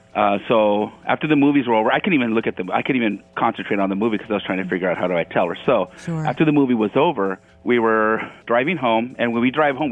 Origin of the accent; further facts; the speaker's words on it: Los Angeles, California, United States; moved away; I'm actually from Hollywood, California.